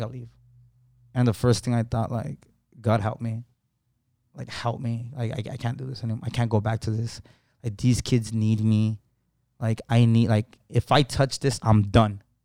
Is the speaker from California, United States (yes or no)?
yes; Los Angeles, California, United States; I was born, basically born and raised in Lincoln Heights